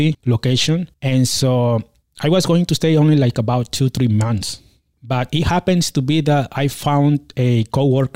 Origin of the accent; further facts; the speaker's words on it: Mexico; also born or lived in California; now in Austin, United States; my hometown in Mexico